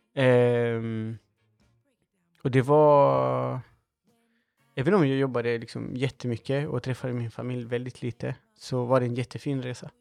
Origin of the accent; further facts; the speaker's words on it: Chile; now in Sweden; det var här jag växte upp